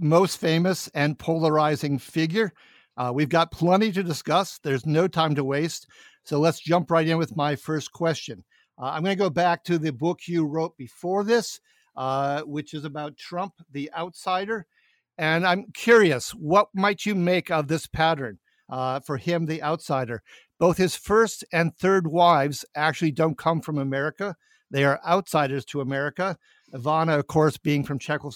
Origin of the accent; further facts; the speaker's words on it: Northfield, Minnesota, United States; Carleton College in my hometown of Northfield, Minnesota